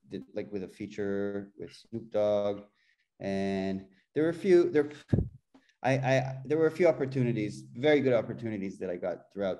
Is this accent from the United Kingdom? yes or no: no; Jerusalem, Jerusalem District, Israel; moved away as an adult; also born or lived in Berklee (Boston), United States; now in Toronto, Canada; I grew up in Jerusalem